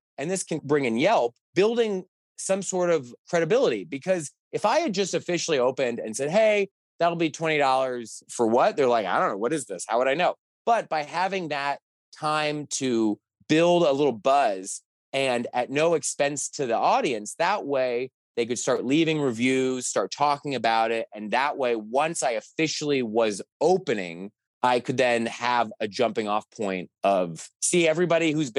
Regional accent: Los Angeles, California, United States; now in Chicago, United States; growing up in Los Angeles

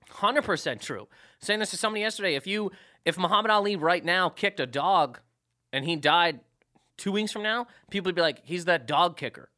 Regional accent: Canada; moved away; I'm from Canada

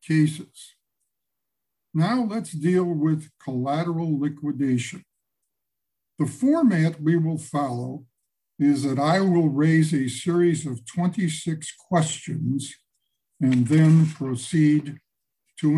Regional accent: Chicago, Illinois, United States; I hail from Chicago

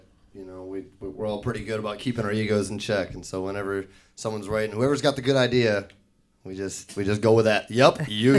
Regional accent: Detroit, Michigan, United States; now in Louisville, United States; They're actually old friends of mine that I grew up in Detroit.

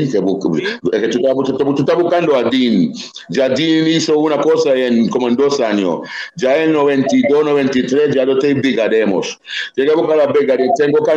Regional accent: Puerto Rico; soy del barrio de la calle Calma, originalmente, calle Ismael viviera ¿Me entiendes? Y tú sabes que soy el lado de Palmera

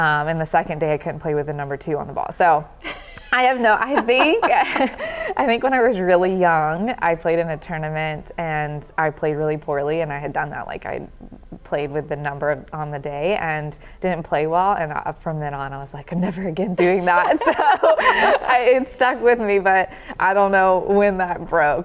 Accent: the South, United States; I'm from the South

